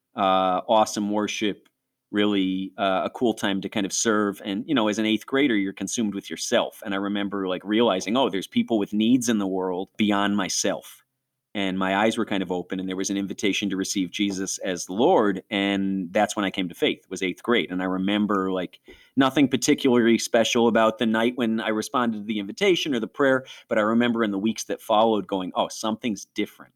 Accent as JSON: {"language": "English", "town": "Rochester", "region": "New York", "country": "United States", "tie": "born or raised there", "also_born_or_lived": "Niagara Falls, New York", "accent": "Rochesterian", "said": "We were way over by Niagara Falls, which is apple and snowstorm country"}